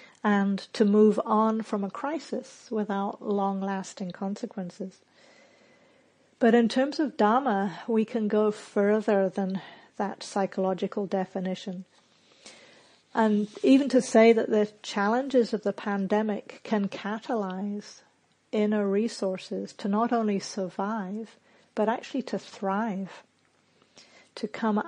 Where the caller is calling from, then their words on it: Auckland, New Zealand; also born or lived in United States; I'm calling from Auckland, New Zealand, which has suddenly become my home base.